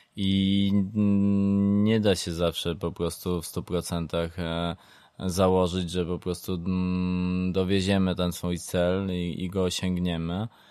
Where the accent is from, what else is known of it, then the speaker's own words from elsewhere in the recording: southern Poland, Poland; nie jestem ze stolicy, jestem z południa